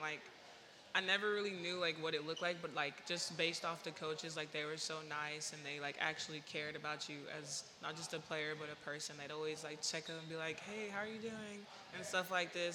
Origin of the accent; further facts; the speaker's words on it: Sugar Hill, Georgia, United States; moved away as an adult; now in Buies Creek, United States; Sugar Hill, that's my hometown. Like, that's where I stay. That's where I grew up